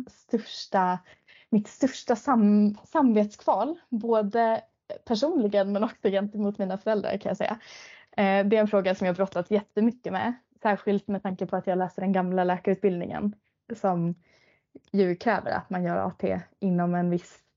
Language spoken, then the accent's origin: Swedish; Piteå, Norrbotten County, Sweden; now in Stockholm, Sweden; Det hela började egentligen med att jag flyttade från Pite ner till Stockholm för att plugga till läkare.